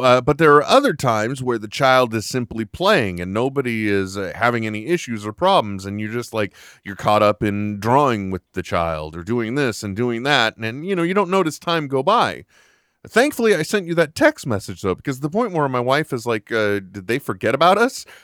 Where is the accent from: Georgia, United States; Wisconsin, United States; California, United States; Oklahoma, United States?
California, United States; I am from California